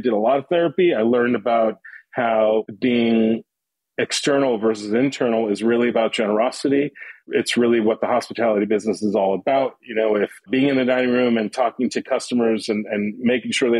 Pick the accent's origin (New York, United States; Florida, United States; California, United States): New York, United States; New York City; also born or lived in Long Island; growing up in Queens